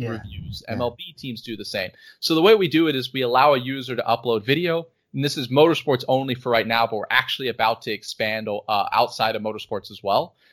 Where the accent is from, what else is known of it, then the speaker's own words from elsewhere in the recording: United States; born there; Like I was born in the United States, and it's kind of I'm dual citizen, and, and for me, South Africa feels just as much as home as the U.S.